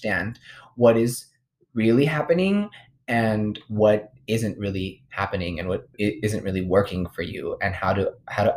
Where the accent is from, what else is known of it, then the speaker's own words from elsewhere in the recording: United States; we're American, born in this